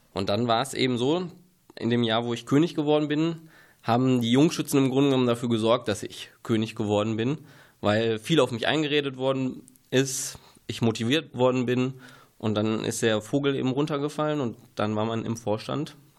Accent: Ruhr area, North Rhine-Westphalia, Germany; moved away as an adult; now in Günne, Germany; Ich komme eigentlich aus dem Ruhrgebiet

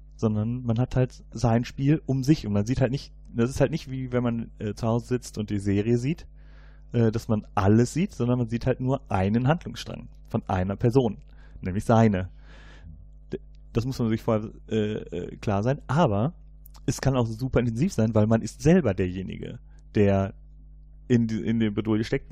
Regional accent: Cologne, North Rhine-Westphalia, Germany; ich komme ja hier aus Köln

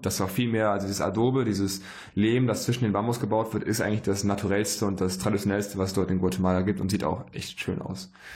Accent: Germany; bei uns in Deutschland in der Heimat

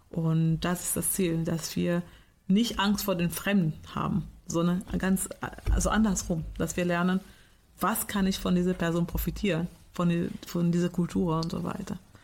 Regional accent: Portugal; now in Germany; Ich komme aus Portugal

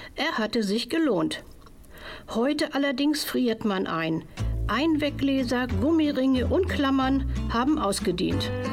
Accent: Hamburg, Germany; In meiner Kindheit in Hamburg

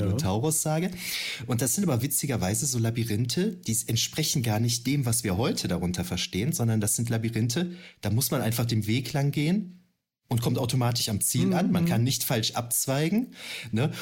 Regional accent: Düren, North Rhine-Westphalia, Germany; ich komme ja ursprünglich aus Düren, in der äh, Gegend von Düren

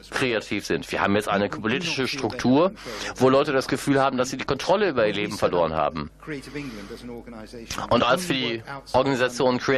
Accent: India; German is a second language; moved away as an adult; now in Hagen, Germany; ich bin aus Indien, aber ich lebe seit 16 Jahren in Europa, in Deutschland.

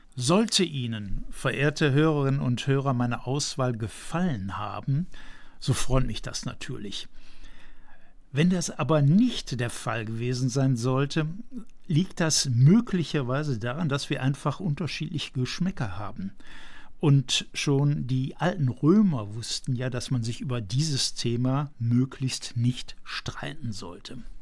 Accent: Aachen, North Rhine-Westphalia, Germany; Sehen Sie mir bitte als gebürtigem Aachener nach

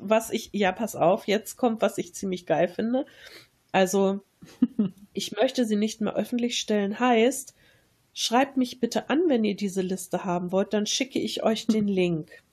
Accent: Germany; als Deutsche

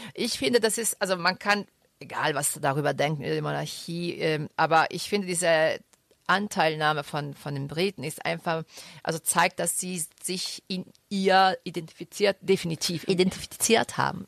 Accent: Rome, Lazio, Italy; now in Düsseldorf, Germany; ich komme aus Rum

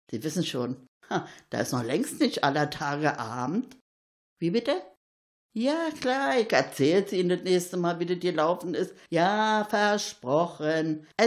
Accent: Berlin, Germany; Da will man als Berliner immer Vorbild sein mit seinen Erfahrungen und was ist.

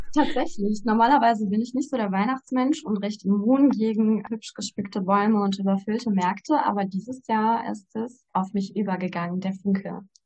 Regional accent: Ruhr area, North Rhine-Westphalia, Germany; Ich komme aus dem Ruhrgebiet, bin 26 Jahre alt

